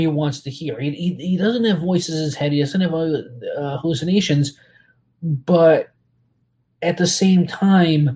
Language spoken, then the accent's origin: English; New York, United States; I grew up in New York in the 80s.